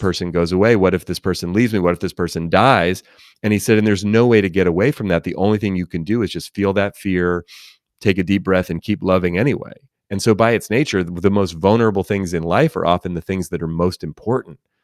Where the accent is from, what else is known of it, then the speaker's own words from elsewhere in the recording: Oakland, California, United States; I grew up in Oakland, California, near San Francisco